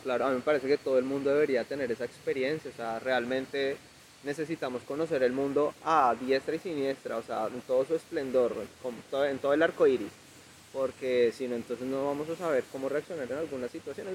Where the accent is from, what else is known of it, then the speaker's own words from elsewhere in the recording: Ibagué, Tolima, Colombia; Yo soy de aquí, yo soy de Ibagué. Ibagué siempre ha sido mi tierra